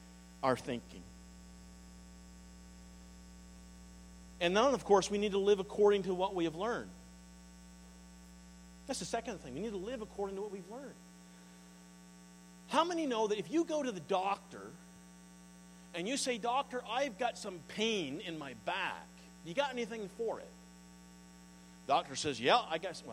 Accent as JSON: {"language": "English", "area": "the East", "region": "Eastern Canada", "country": "Canada", "also_born_or_lived": "Sussex, New Brunswick", "moved": "yes", "said": "See, I'm from the East."}